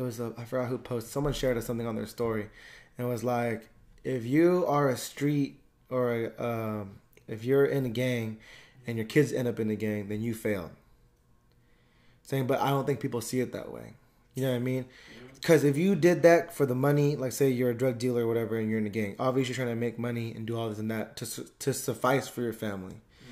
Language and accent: English; California, United States; But it's tough because I feel like growing up in the Bay Area, you can still see.